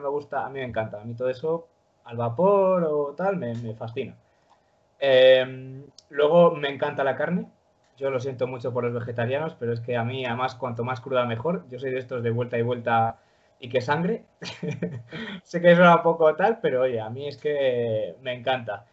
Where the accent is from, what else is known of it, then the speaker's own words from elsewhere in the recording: León, Castile and León, Spain; nací en León en 1998